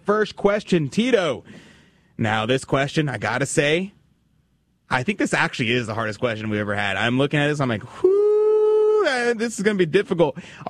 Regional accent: Houston, Texas, United States; I love Houston. It's a it's where I grew up, born and raised. One of the few Houstonians.

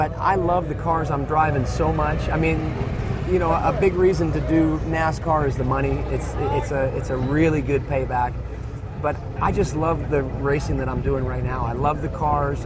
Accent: United States; being an American guy

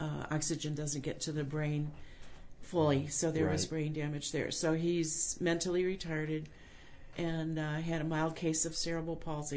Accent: Des Plaines, Illinois, United States; I'm from Des Plaines, up near Chicago.

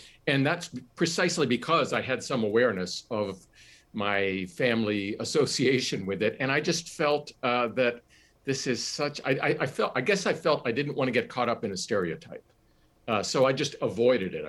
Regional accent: Johnstown, Pennsylvania, United States; Johnstown, my hometown

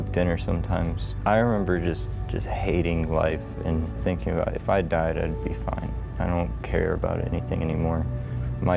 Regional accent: Houston, Texas, United States; also born or lived in Hawaii; I was born in Hawaii because my dad was in the Army. And when I was 3, we moved back to Houston

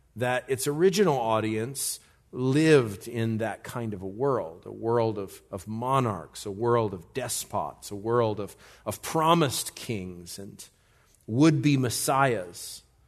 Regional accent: United States; as an American, a red blooded, big time American

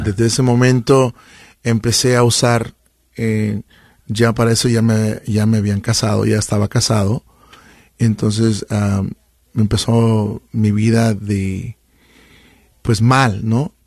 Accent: Chiapas, Mexico; now in Sacramento, United States; soy del estado de Chiapas, frontera con Guatemala. De hecho, hay gente que nos escucha y vengo de un pueblito muy pequeñito, bueno, no es ni pueblo, es una colonia, ¿no? Que se llama El Escobo

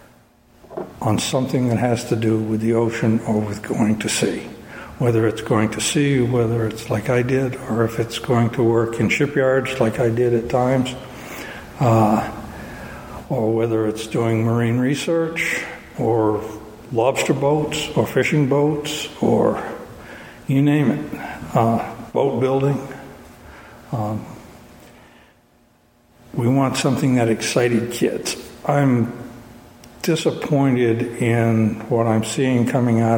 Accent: Searsport, Maine, United States; moved away as an adult; I grew up here in Searsport, graduated from Searsport in 1963

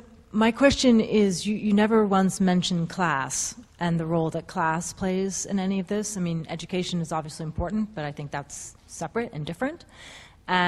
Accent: United States; I'm an American

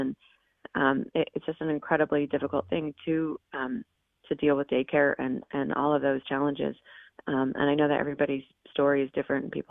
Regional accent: Oregon, United States; moved away; I grew up in Oregon, and there's a reason I don't live in Oregon

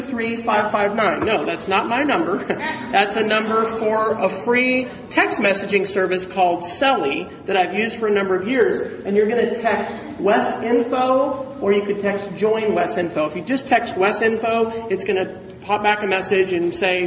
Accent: Oklahoma City, Oklahoma, United States; I hail from Oklahoma City

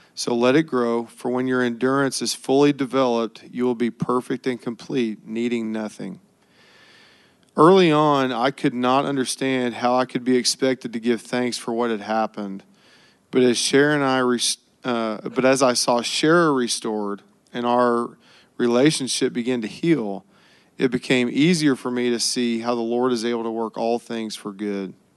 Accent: Oklahoma, United States; I was born in Oklahoma and was raised in a fiercely competitive alpha male environment

